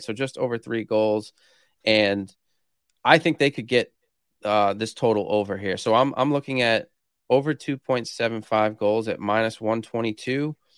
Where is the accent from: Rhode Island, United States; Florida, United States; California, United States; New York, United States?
Rhode Island, United States; I'm from Rhode Island, which is the smallest state in the U S